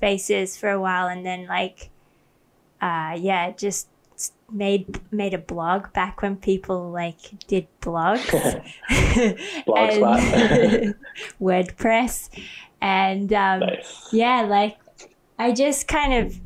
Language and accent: English; Australia; moved away as an adult; also born or lived in Sydney, Australia; now in Thailand; then I moved to Australia